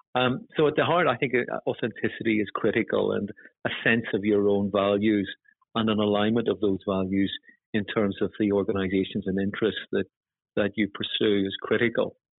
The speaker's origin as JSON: {"language": "English", "region": "Northern Ireland", "country": "United Kingdom", "moved": "yes", "said": "you probably get a sense from my accent that I come from Northern Ireland"}